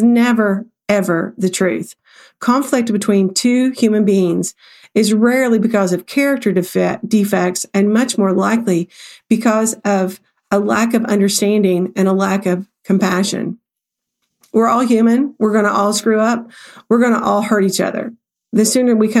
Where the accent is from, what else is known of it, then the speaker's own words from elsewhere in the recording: the South, United States; I'm from the South